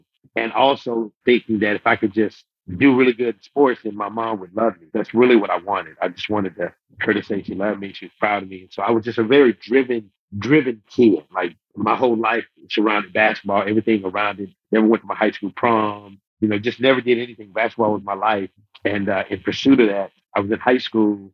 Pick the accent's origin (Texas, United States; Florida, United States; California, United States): Texas, United States; Houston; I'm from right here.